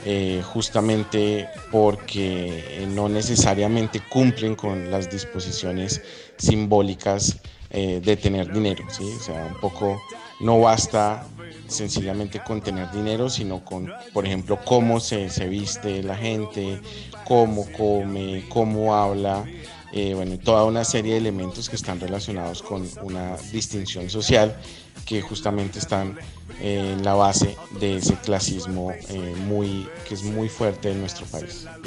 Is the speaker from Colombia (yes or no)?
yes; Colombia; en una sociedad como la colombiana, no tratar a los demás igual, de, manera eh, equitativa, igualitaria por su, por su condición social, me parece que, que está también en la base de muchas de las, de las violencias que, que vivimos en nuestro país.